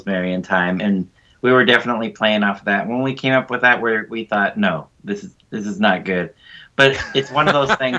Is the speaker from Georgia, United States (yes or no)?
no; North San Diego County, California, United States; me and my friends growing up in North San Diego County